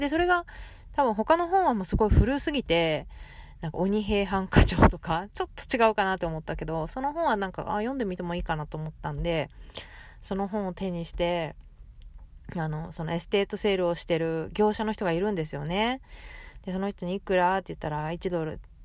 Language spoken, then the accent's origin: Japanese; Fukuoka, Japan; moved away; 私福岡出身ですけど